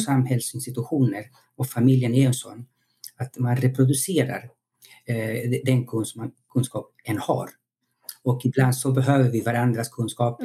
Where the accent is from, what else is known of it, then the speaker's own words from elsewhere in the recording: Chile; now in Sweden; jag är född i Chile och så jag levde och växte upp i en demokrati